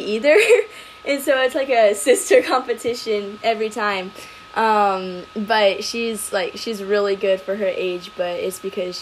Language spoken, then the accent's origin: English; California, United States; moved away as an adult; now in Arizona, United States; I'm originally from California, and then I moved to Arizona literally a month before COVID started